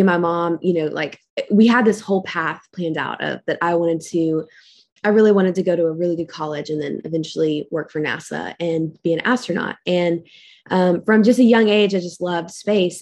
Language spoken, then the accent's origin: English; Lexington, Kentucky, United States; I grew up in Lexington, and I had, like, a really great childhood